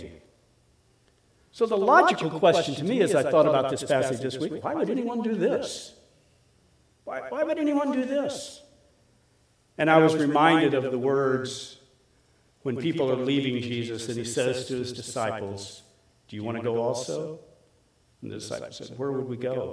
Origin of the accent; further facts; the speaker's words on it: Collinsville, Illinois, United States; I grew up in Collinsville, at least I went to high school in Collinsville, Illinois.